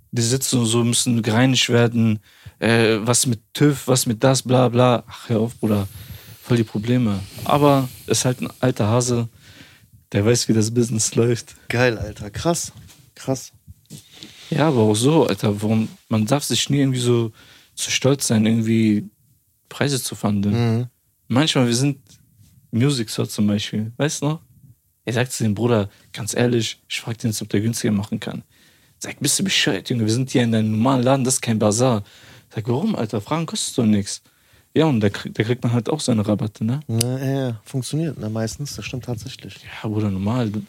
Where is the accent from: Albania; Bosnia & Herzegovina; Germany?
Albania; und ich sag zu denen, ja, ich, ich bin auch Albaner.